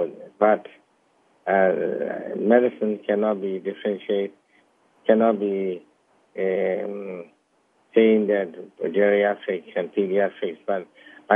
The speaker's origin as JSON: {"language": "English", "country": "Myanmar", "tie": "born or raised there", "moved": "yes", "lives_now": "Alberta, Canada", "said": "I'm originally a Chinese descendant, and I was born in Burma"}